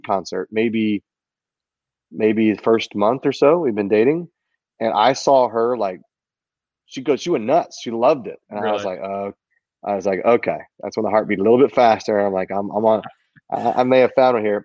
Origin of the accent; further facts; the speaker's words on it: Texas, United States; I'm from Texas